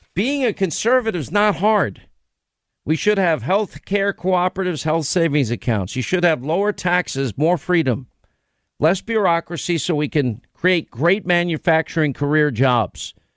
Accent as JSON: {"language": "English", "region": "New York", "country": "United States", "said": "I'm from New York"}